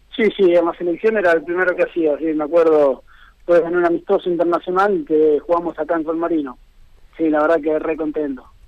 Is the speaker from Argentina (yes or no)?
yes; Conesa, Buenos Aires, Argentina; moved away as an adult; also born or lived in San Nicolás, Argentina; now in San Marino; nací en San Nicolás, ahí soy del pueblo de Conesa, que está a 20 kilómetros de San Nicolás